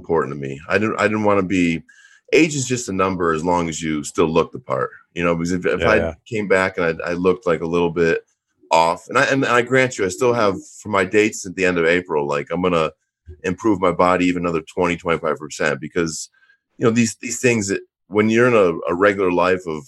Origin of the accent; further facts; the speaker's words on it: Auburn, New York, United States; moved away as an adult; also born or lived in Orlando, Florida; growing up in Syracuse, Auburn, New York, it's called actually Auburn, New York, you know, big Yankee country, upstate New York